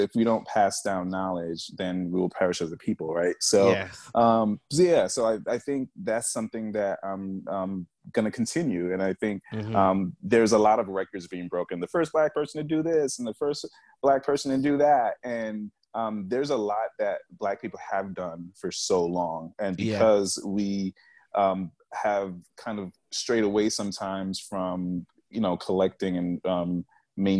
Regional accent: New York, United States; moved away as an adult; now in New Jersey, United States; I'm from New York. I live in Jersey currently

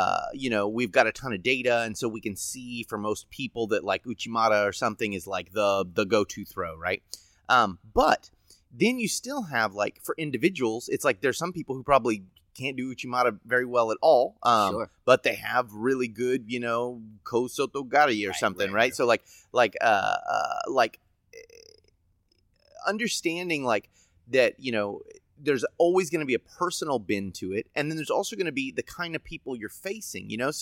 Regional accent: United States; I'm an American

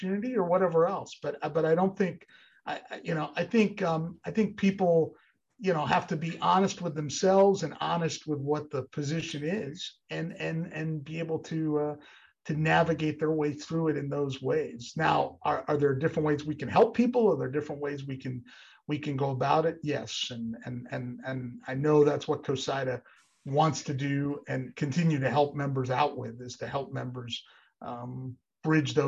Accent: Northeast Pennsylvania, United States; I grew up in Northeast Pennsylvania

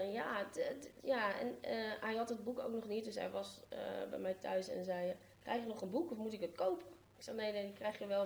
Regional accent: Amsterdam, North Holland, Netherlands; born or raised there

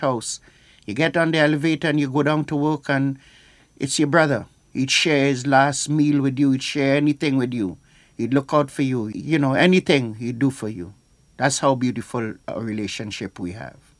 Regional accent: St. Vincent & Grenadines; now in United States; I am from St. Vincent, West Indies

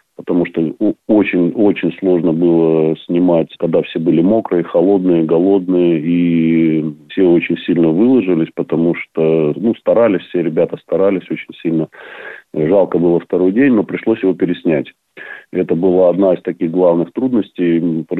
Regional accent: Saint Petersburg, Russia; also born or lived in Ontario, Canada; now in Canada; Я сам родом с Ленинграда

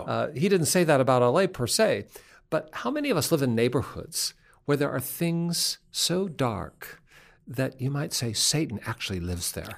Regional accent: Seattle, Washington, United States; I am from Seattle

